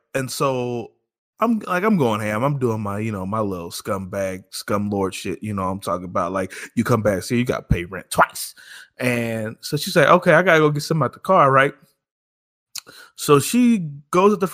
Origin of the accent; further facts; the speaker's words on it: Kansas City, Missouri, United States; I'm from Kansas City